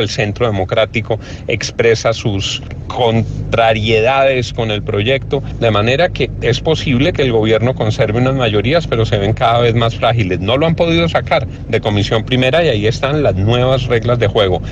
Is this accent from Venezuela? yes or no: no; Colombia